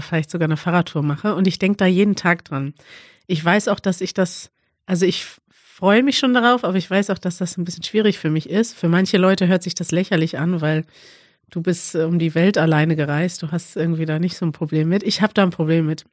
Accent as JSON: {"language": "German", "country": "Albania", "second_language": "German", "moved": "as an adult", "lives_now": "Germany", "said": "Ich komme aus Albanien, lebe aber seit einem Jahr in Deutschland"}